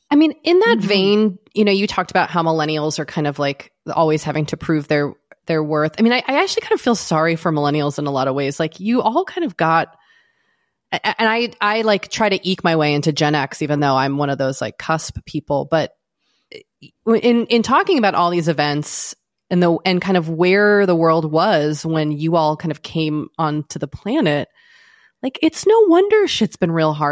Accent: Boston, Massachusetts, United States; grew up in Boston?

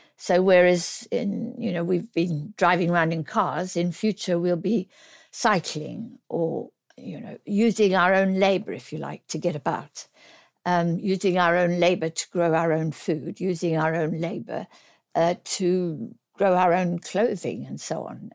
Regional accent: South Africa; now in United Kingdom; I'm South African born.

